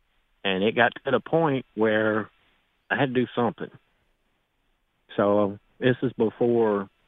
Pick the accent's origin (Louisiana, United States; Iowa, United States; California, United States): Louisiana, United States; New Orleans; now in Tennessee, United States; I'm from New Orleans, grew up down there.